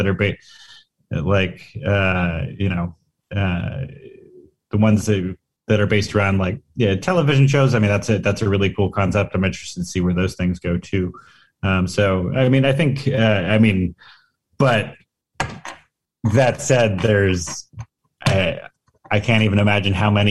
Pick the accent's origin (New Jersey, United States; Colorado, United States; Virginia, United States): New Jersey, United States; I'm a journalist from New Jersey